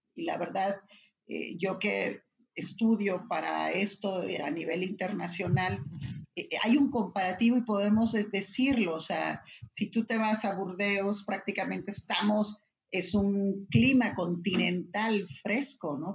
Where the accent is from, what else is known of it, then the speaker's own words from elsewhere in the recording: Ensenada, Baja California, Mexico; soy originaria de Ensenada